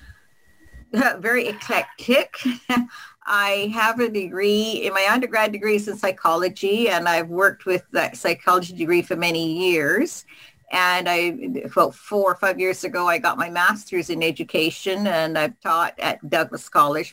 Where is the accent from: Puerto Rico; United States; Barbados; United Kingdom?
Barbados; also born or lived in Regina; now in Kelowna, Canada; I am originally from Barbados